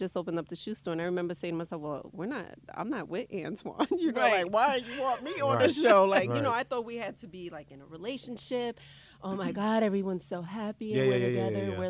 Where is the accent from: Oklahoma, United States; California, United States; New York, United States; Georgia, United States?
New York, United States; New York City; accent: New York; also born or lived in Brooklyn; I was born in Brooklyn and I was raised in the Bronx.